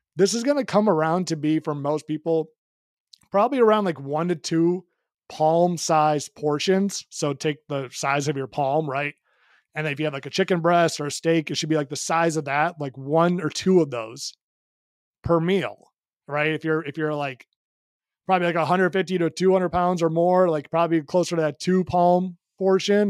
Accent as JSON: {"language": "English", "town": "Chicago", "region": "Illinois", "country": "United States", "moved": "yes", "said": "I'm from Chicago originally"}